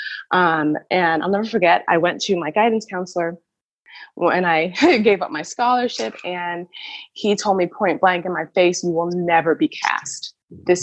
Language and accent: English; Miami, Florida, United States; moved away as an adult; now in Berlin, Germany; I grew up in Miami